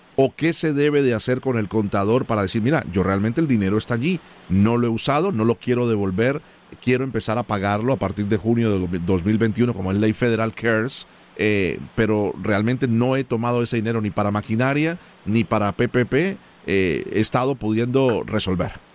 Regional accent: Colombia; now in United States; yo soy colombiano

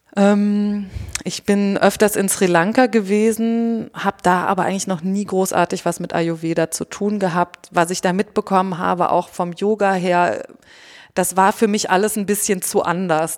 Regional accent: Germany; Wir sind halt Deutsche

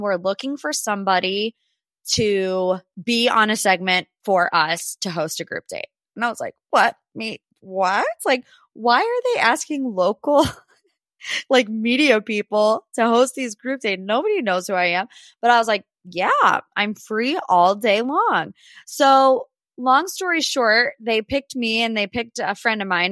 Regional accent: Cleveland, Ohio, United States; my hometown

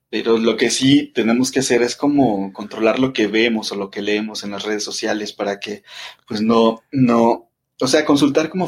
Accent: Mexico City, Mexico; yo estoy, eh, te digo, acá en la Ciudad de México, de aquí soy, aquí nací y este, eh, pues he cambiado como de distintas colonias y todo esto, pero sigo viviendo en la Ciudad de México

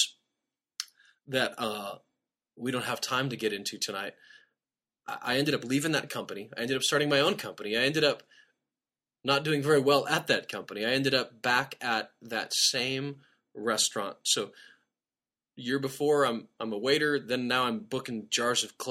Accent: Nebraska, United States; I grew up in Nebraska

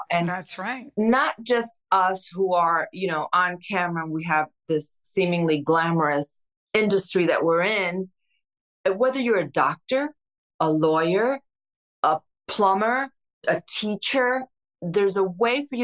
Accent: Newark, New Jersey, United States; also born or lived in Cuba / Spain; From Spain to New Jersey, we moved into a three bedroom apartment in Newark with my grandparents.

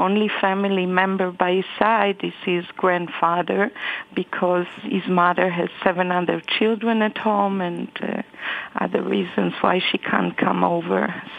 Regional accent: Israel; I'm Israeli, and I haven't been to Gaza since 2006

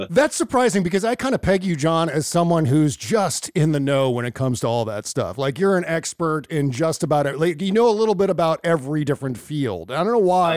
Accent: Northern Virginia, United States; I was uh, born and raised in Northern Virginia

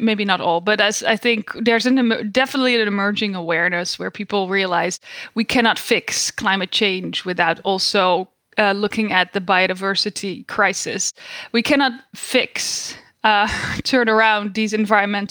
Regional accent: Netherlands; moved away as an adult; now in United States; I was born and raised in the Netherlands.

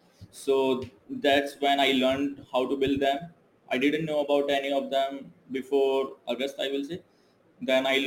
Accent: India; moved away as an adult; now in Malaysia; I'm from India

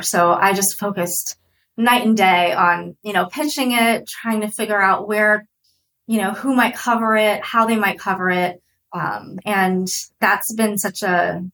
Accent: United States; also born or lived in Russia; I came to the States when I was 2

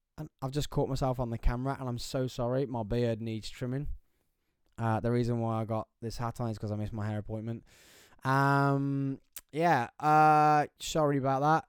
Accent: England, United Kingdom; being English, being British

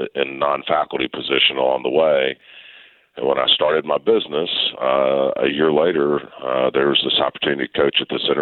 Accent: Memphis, Tennessee, United States; I grew up in Memphis.

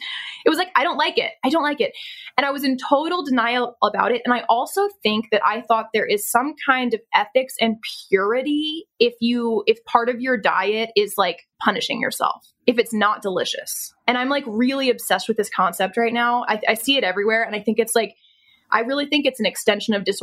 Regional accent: Pennsylvania, United States; I was born in Pennsylvania

